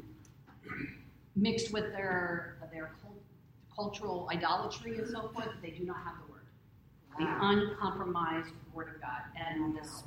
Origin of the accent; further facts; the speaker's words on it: Grove City, United States; I was raised in Grove City, graduated from Grove City High School